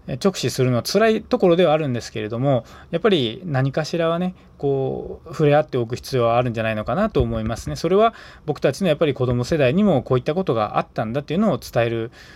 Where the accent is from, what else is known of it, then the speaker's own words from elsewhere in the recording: Aichi, Japan; 愛知県に生まれ愛知県に、えー、育ってね、まあ、今も住んでいる